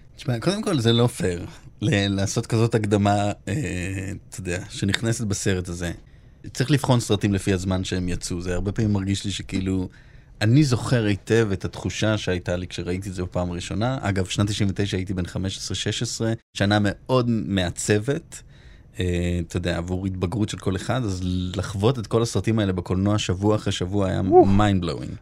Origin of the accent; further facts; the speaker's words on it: Holon, Tel Aviv District, Israel; moved away; נורא גדלתי באווירת אה, איך אני בורח מהר מהעיר הזאת וכמה שיותר רחוק